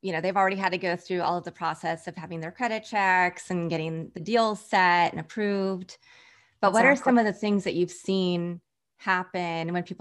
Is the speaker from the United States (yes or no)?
yes; Kansas, United States; We're both from Kansas.